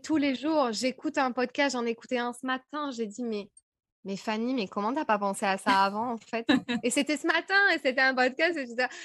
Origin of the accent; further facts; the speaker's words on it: France; accent: French; moved away as an adult; also born or lived in Paris / United States; Je parlais anglais, mais alors à tout va, avec mon vieux accent français